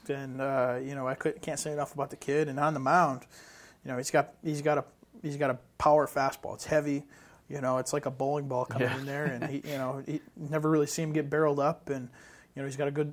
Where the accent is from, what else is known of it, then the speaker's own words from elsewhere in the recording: Western New York, United States; I'm from Western New York